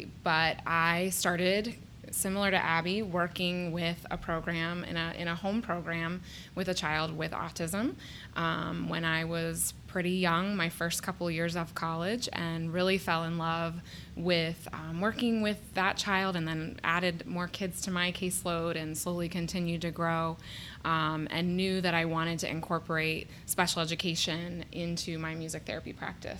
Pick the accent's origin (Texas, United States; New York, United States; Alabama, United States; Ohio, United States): Ohio, United States; Columbus; I actually was born and raised in Columbus, went to Columbus City Schools.